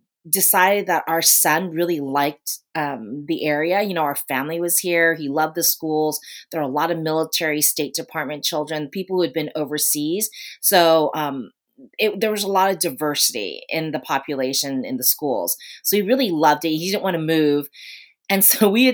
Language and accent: English; Washington, District of Columbia, United States; moved away as an adult; also born or lived in Ramstein, Germany; settled in the DC area, which is where I'm from originally. So I thought, you know, I was so excited. We're finally going back to my hometown.